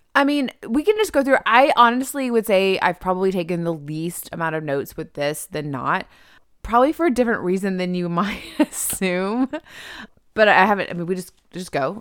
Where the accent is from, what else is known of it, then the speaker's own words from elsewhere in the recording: the South, United States; we're from, we're from the South.